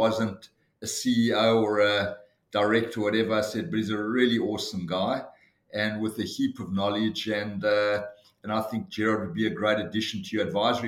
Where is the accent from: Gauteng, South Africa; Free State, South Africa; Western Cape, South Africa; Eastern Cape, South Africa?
Gauteng, South Africa; Johannesburg; moved away as an adult; now in Sydney, Australia; I was born in Johannesburg in South Africa in 1960 and emigrated to Australia in 1986 and have happily lived in Sydney since then.